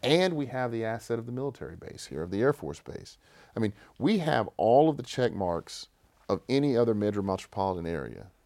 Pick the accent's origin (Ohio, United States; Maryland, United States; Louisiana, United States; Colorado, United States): Louisiana, United States; Shreveport; I grew up in West Shreveport, right on Pines Road